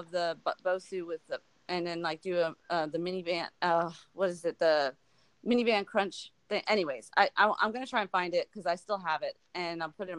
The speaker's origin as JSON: {"language": "English", "region": "New York", "country": "United States", "said": "I'm from New York, and so I get it. Right. I have a lot of family up there"}